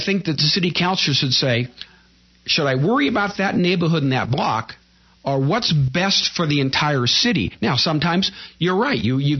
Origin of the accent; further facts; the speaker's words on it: Pasadena, California, United States; also born or lived in Altadena; A prime example, I came from Pasadena, Altadena, and we had a city council.